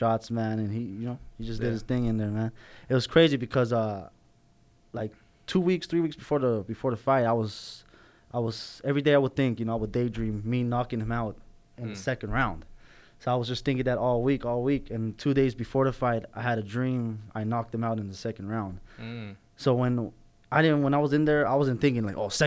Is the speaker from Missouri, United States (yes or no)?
no; Los Angeles, California, United States; I grew up North Hollywood by way of Somar.